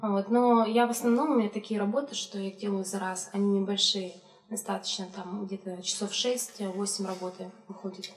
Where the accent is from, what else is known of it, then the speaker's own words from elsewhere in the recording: Chelyabinsk, Chelyabinsk Oblast, Russia; я из Челябинска, у меня там родители